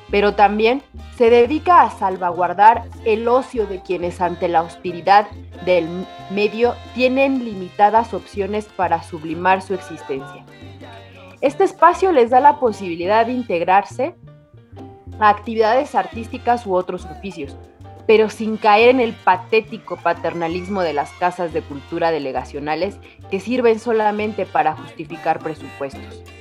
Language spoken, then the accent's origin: Spanish; Mexico City, Mexico; Pues mira, justamente aquí de errante por mi Ciudad de México, pero justo hoy vengo de la Roma Condesa